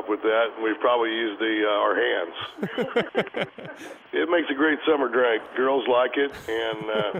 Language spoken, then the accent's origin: English; Excelsior Springs, Missouri, United States; Actually, I was born and raised in Excelsior Springs, Missouri, which is 60 miles south.